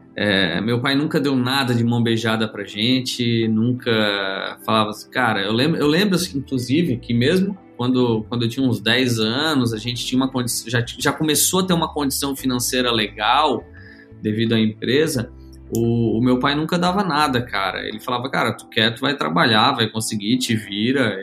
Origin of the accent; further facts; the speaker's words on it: Criciúma, Santa Catarina, Brazil; Eu sou natural aqui de Criciúma, Santa Catarina